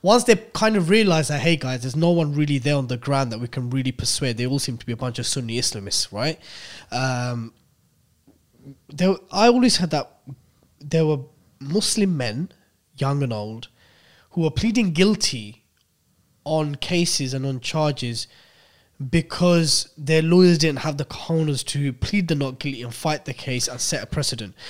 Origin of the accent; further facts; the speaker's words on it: United Kingdom; we're literally Brits who were born here